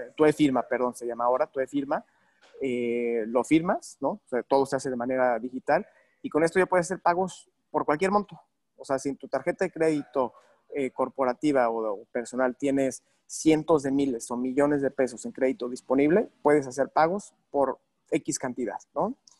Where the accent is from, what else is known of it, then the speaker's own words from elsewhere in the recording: Mexico; soy mexicano, ¿no? Y me, me, me, encanta, mi país